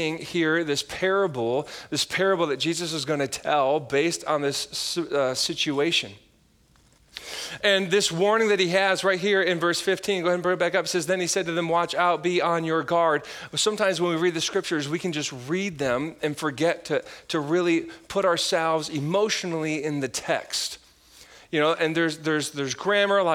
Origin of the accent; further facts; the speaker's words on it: Michigan, United States; now in Wisconsin, United States; I grew up in Michigan, like we have lake effect snow, like Midwest